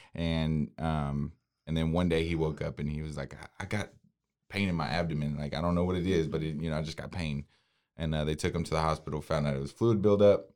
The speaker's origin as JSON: {"language": "English", "town": "Waco", "region": "Texas", "country": "United States", "tie": "born or raised there", "said": "I was born and raised in Waco"}